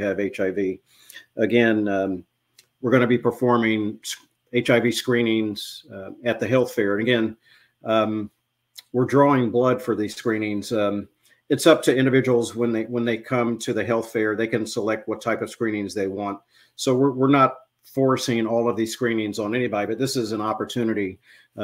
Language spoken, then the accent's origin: English; New Castle, Indiana, United States; now in Cleveland, United States; I grew up in Newcastle, Indiana